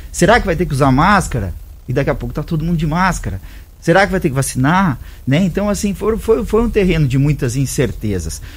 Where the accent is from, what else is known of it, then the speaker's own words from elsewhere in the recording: Santa Catarina, Brazil; now in Rio Verde, Brazil; eu sou catarinense, mas tem mais de 15 anos que eu tô em Rio Verde